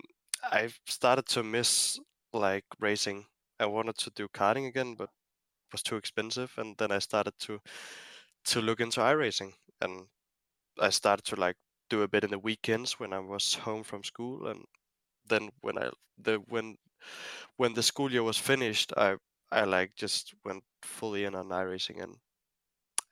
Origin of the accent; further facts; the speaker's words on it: Denmark; my home country